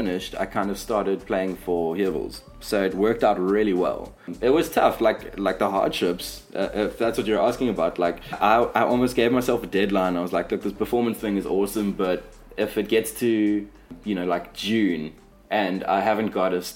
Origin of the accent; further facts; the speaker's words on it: Durban, KwaZulu-Natal, South Africa; accent: Durban surfer skater; moved away; also born or lived in Cape Town; growing up in Durban